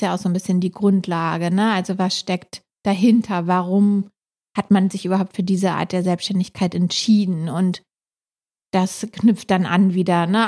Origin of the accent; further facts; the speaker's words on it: Hamburg, Germany; wir sind beide ursprünglich aus Hamburg